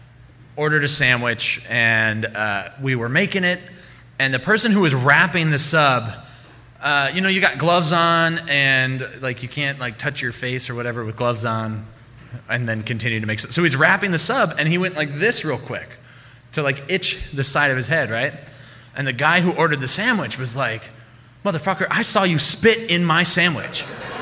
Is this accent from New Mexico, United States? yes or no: no; Chicago, Illinois, United States; all three of us behind the counter had all been born in Chicago. So I at first went, I'm from Chicago too.